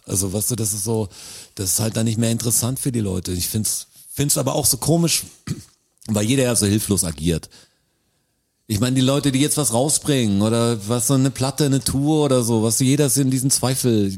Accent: Germany; ich bin Deutscher

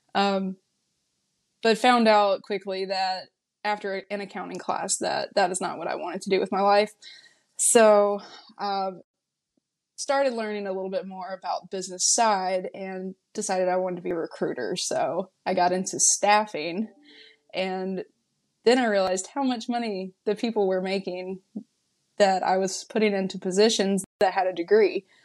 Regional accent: North Carolina, United States; moved away as an adult; also born or lived in California; I'm from, I'm from North Carolina, from B F E, North Carolina. Like, my neighbors were tobacco fields.

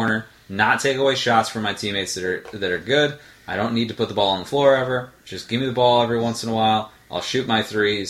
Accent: Detroit, Michigan, United States; I grew up in Detroit

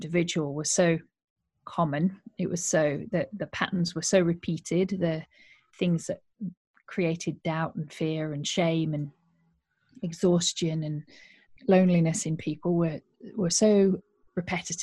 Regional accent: Yorkshire and the Humber, United Kingdom; moved away as an adult; also born or lived in Australia; I am originally a Yorkshire woman. I grew up in Yorkshire and went to university here

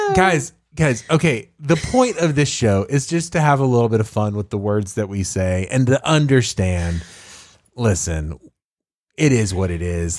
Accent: Tyler, Texas, United States; I grew up there

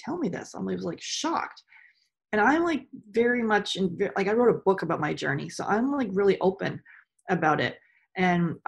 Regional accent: Canada; I grew up in Canada. I'm just outside of Toronto

